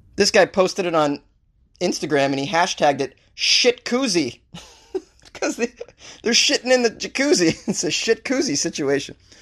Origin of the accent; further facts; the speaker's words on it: Boston, Massachusetts, United States; I am from Boston